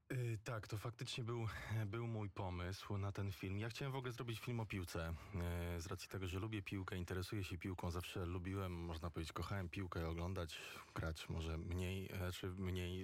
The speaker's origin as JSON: {"language": "Polish", "town": "Warsaw", "region": "Masovian Voivodeship", "country": "Poland", "said": "ja jestem z Grochowa"}